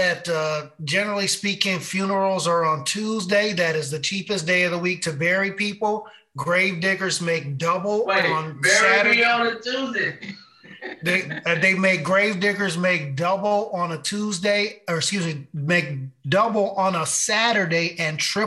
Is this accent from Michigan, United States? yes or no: no; upstate New York, United States; moved away; My hometown in upstate New York